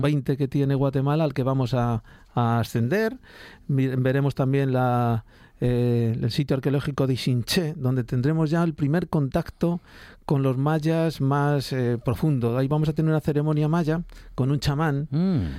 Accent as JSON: {"language": "Spanish", "country": "Spain", "said": "Yo, yo en América me siento bastante más español que aquí"}